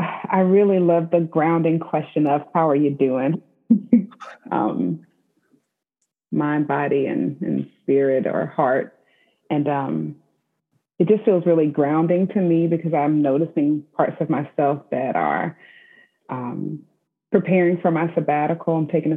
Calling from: Spotsylvania, Virginia, United States; So I am checking in from Spotsylvania, Virginia, and where I'm at home in my home office.

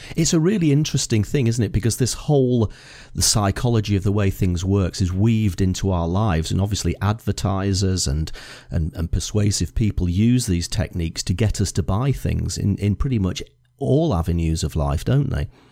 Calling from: Edinburgh, Scotland, United Kingdom; I'm calling you from Edinburgh

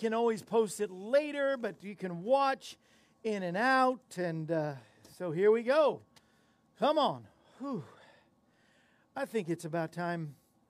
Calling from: Tennessee, United States; Alan, I'm right here in the state of Tennessee in the state of confusion as to why we keep losing

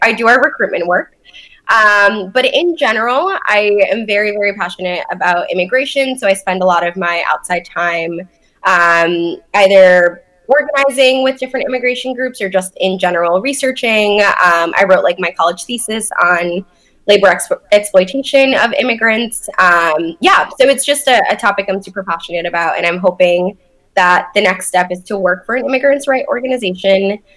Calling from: Boston, Massachusetts, United States; I'm calling in from Boston

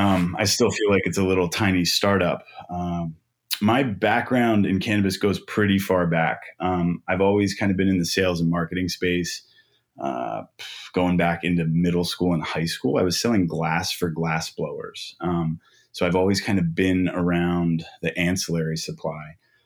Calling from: Manhattan Beach, California, United States; I am calling in from our headquarters in Los Angeles. We're in the Manhattan Beach area.

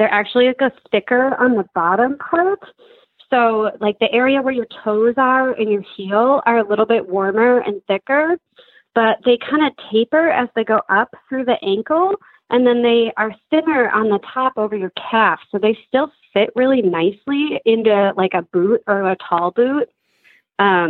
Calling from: Madison, Wisconsin, United States; I am calling today from Madison, Wisconsin

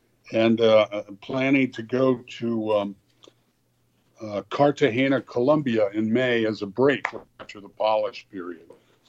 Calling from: Los Angeles, California, United States; I'm talking from Los Angeles, an area of Los Angeles called Hancock Park

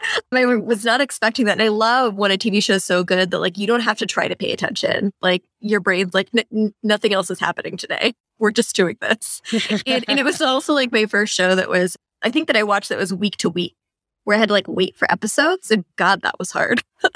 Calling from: San Diego, California, United States; also born or lived in New York City; Well, I am recording from San Diego, and I have been here since the start of the pandemic when I had to leave New York City

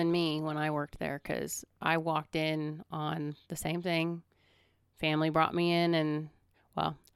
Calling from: Las Vegas, Nevada, United States; you have to understand, I'm calling from Vegas.

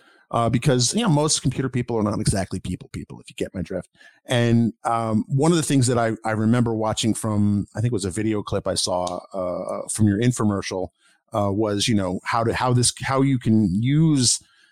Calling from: Baltimore, Maryland, United States; I'm calling from the Baltimore area, Baltimore, D.C. area.

